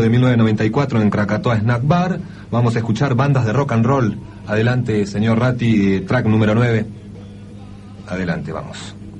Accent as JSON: {"language": "Spanish", "town": "América", "region": "Buenos Aires Province", "country": "Argentina", "said": "somos de América"}